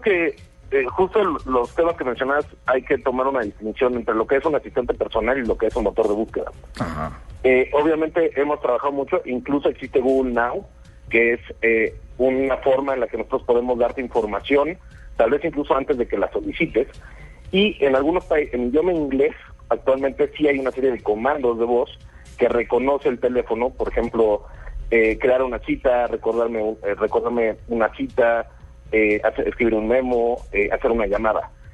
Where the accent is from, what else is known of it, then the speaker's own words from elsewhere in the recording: Mexico; yo soy mexicano